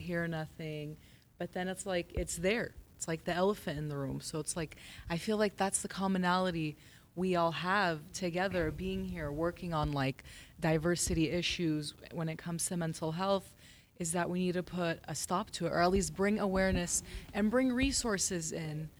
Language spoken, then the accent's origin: English; Los Angeles, California, United States; I am Assyrian American Christian, born and raised here in L